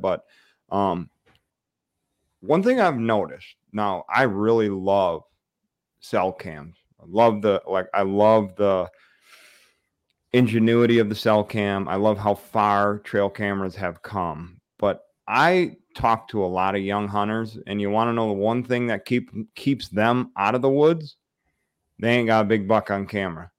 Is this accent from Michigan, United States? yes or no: yes; the Thumb, Michigan, United States; I grew up in the Thumb. So I'm a East Sider